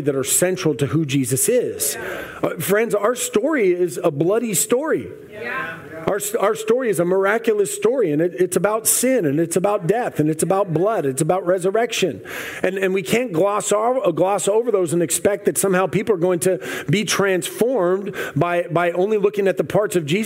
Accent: United States; I'm a U.S. Army veteran. I did 6 years active. I did two deployments. I love America. I believe in the Constitution. I am American.

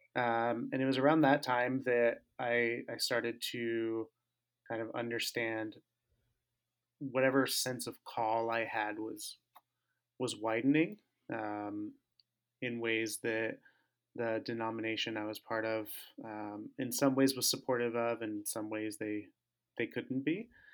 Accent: Tempe, Arizona, United States; moved away as an adult; also born or lived in Southern California; now in Minneapolis, United States; I grew up, uh, in Tempe, Arizona

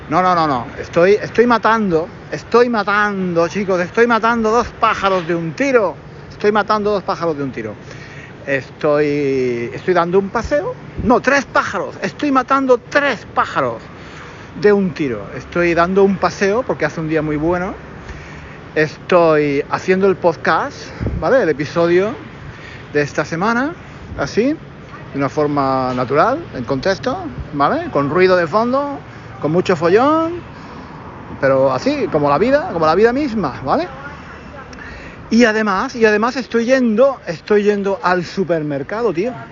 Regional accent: Spain; moved away; En fin, yo que eh, vengo de España, eh, pues, eh, en fin, en España no siempre se paran, ¿eh?

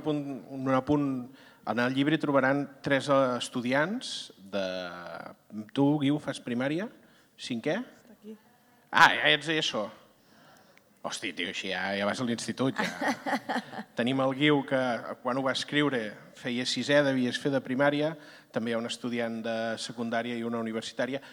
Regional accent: Serral, Catalonia, Spain; Jo que vinc de fora, vinc de Serral

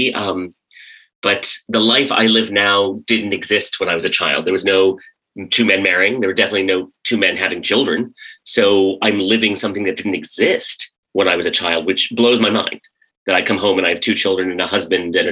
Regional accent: United States; also born or lived in Karachi, Pakistan / Maryland / West Virginia; grew up mostly in rural Maryland and rural West Virginia

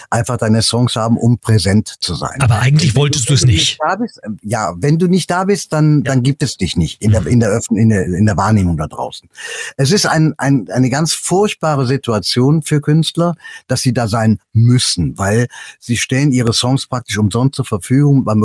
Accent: Cologne, North Rhine-Westphalia, Germany; Ich mag die Mentalität der Kölner. Ich bin eine Kölsche Jung.

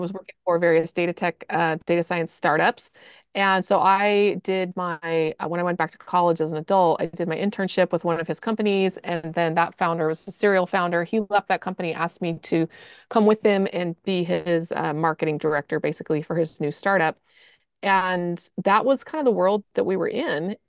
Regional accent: Austin, Texas, United States; moved away as an adult; also born or lived in Salt Lake City; So we're from Austin. We lived there for twenty years.

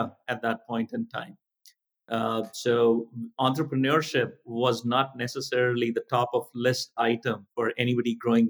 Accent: Delhi, India; As I was growing up, it was, before India went through its wave of opening up the markets to international players and companies.

